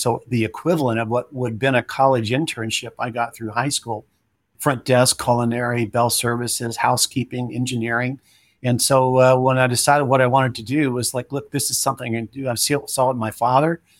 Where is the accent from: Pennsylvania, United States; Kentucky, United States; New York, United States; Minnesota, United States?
Kentucky, United States; Louisville; moved away as an adult; also born or lived in Miami, Florida; I grew up in, uh, Louisville, Kentucky, where my mom and father, you know, resided and lived their